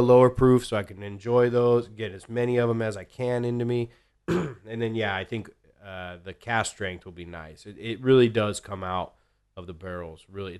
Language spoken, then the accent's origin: English; Ireland; I'm Irish, so I'll say it was an old Irish joke.